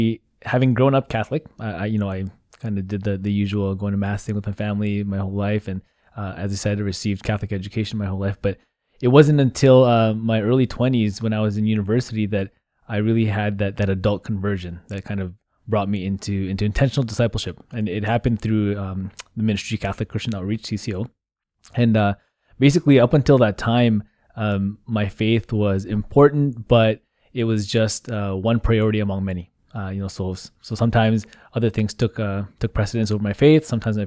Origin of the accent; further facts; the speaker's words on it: Vancouver, British Columbia, Canada; So like you said, I grew up here in the Archdiocese of Vancouver. St. Patrick's Vancouver is my home parish. So I went to elementary and high school there.